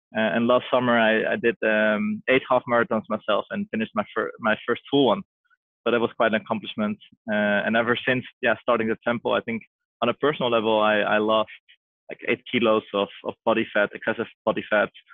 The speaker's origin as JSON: {"language": "English", "town": "Amsterdam", "region": "North Holland", "country": "Netherlands", "tie": "born or raised there", "said": "I was born and raised in Amsterdam"}